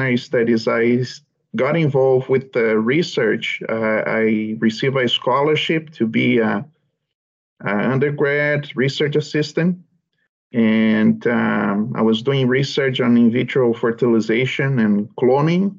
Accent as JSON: {"language": "English", "country": "Brazil", "tie": "born or raised there", "moved": "as an adult", "lives_now": "Canada", "said": "I'm originally from Brazil, and I grew up in a small family farm"}